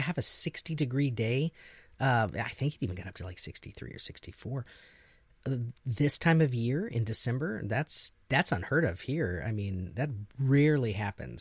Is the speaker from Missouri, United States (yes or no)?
yes; Missouri, United States; moved away; growing up in Missouri is the same way